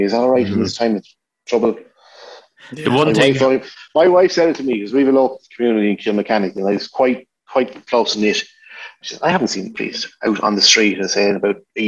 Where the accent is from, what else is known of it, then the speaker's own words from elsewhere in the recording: Kildare, Leinster, Ireland; I grew up in Kildare